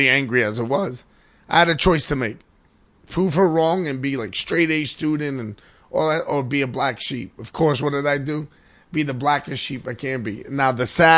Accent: New York City, New York, United States; Grew up in an all Irish neighborhood in the Bronx

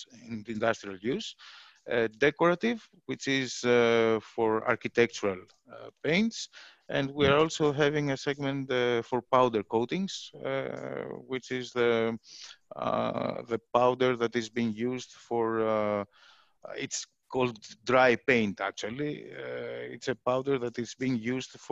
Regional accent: Greece; moved away as an adult; now in Philippines; I'm from Greece

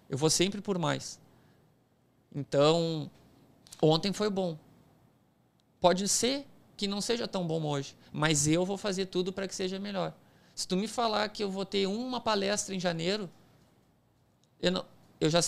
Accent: departs from Porto Alegre, South Region, Brazil; O bagulho é uma gíria nossa lá do sul, né?

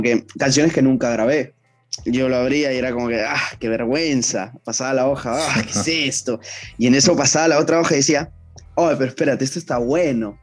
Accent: Ventanilla, Callao, Peru; nací en el Callao, para ser exactos, nací en Ventanilla

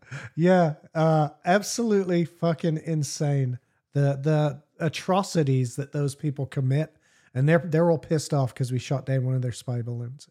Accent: England, United Kingdom; I'm English

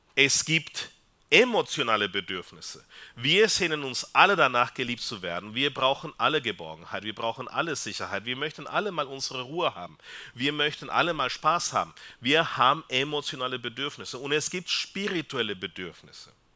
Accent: Peru; German is a second language; now in Austria; ich komme aus Peru.

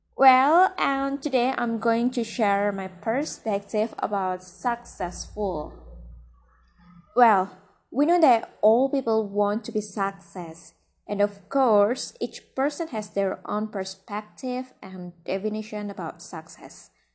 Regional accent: Central Java, Indonesia; I was born in a rural village. It's very peaceful, you know. You have to visit it when you come to central Java.

